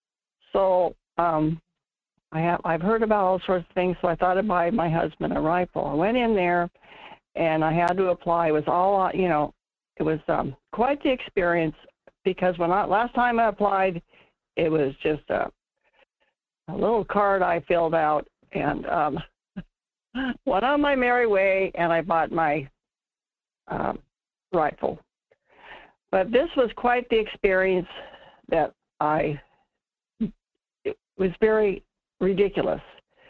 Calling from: North Pole, Alaska, United States; in North Pole.

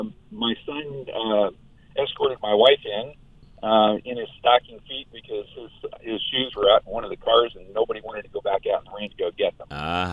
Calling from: Greeley, Colorado, United States; I'm calling you from Aircare, Colorado in Greeley.

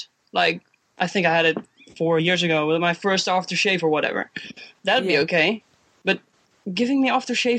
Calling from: Netherlands; from the Netherlands. From the Netherlands.

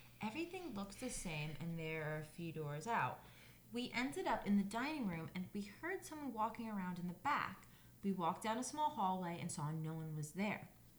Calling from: Indiana, United States

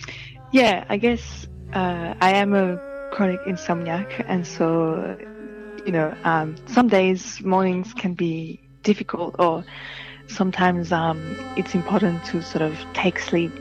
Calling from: Paddington, New South Wales, Australia; So I'm calling from the university at UNSW in Paddington because I'm doing research here.

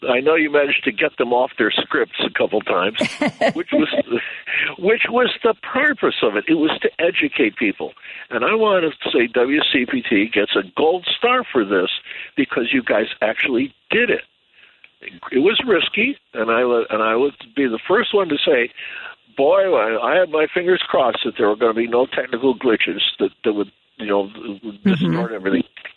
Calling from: San Jose, California, United States; I'm calling you from San Jose, California

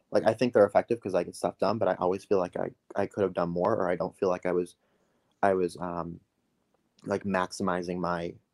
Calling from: Cedar Falls, Iowa, United States; Um, I'm in Cedar Falls, Iowa, small

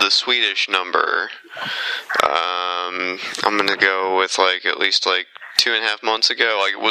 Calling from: United States; Well, I'm calling from America

